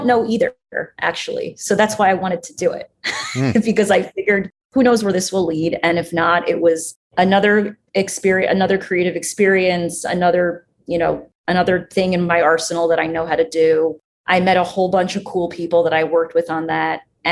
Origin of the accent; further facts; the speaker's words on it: Great Neck, New York, United States; moved away; I'm from Great Neck in Long Island